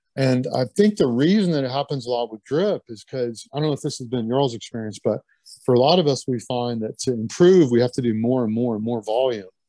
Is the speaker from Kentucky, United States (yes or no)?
yes; Lexington, Kentucky, United States; moved away as an adult; also born or lived in Butte, Montana / Syracuse, New York; growing up in Lexington